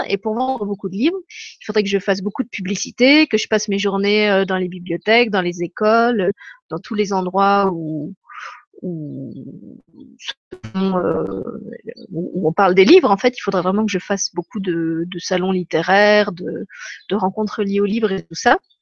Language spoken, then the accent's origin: French; France; moved away as an adult; now in Luxembourg; je suis pas luxembourgeoise, mais je suis française.